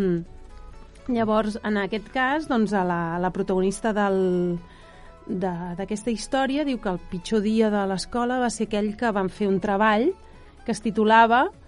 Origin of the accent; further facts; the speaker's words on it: Catalonia, Spain; com a catalans que som